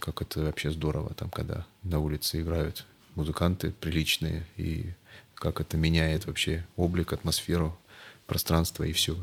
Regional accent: Perm, Perm Krai, Russia; в моем родном городе Пермь

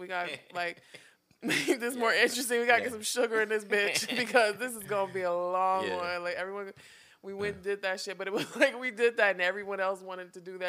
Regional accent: Detroit, Michigan, United States; moved away as an adult; now in New York, United States; I'm from Detroit, man. Motor City.

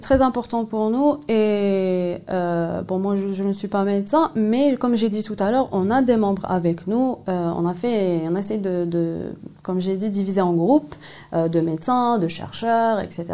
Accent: Algeria; chez nous en Algérie

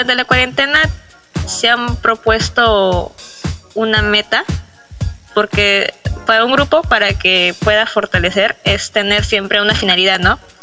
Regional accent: Peru

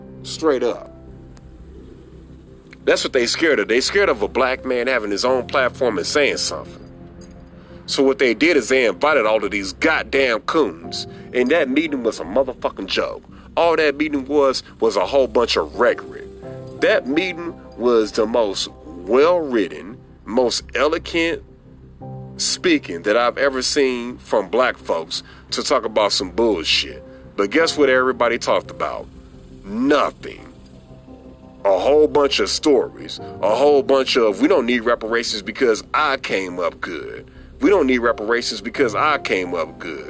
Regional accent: St. Louis, Missouri, United States; St. Louis, my hometown.

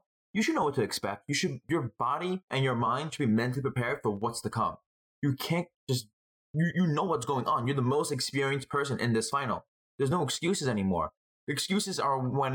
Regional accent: New York City, New York, United States; I'm from Brooklyn. Nets fan.

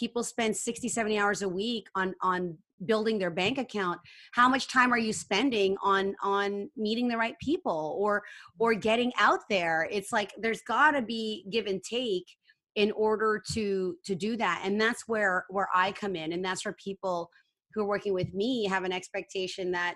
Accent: Canada; I'm Asian. I'm Canadian, Filipino Canadian.

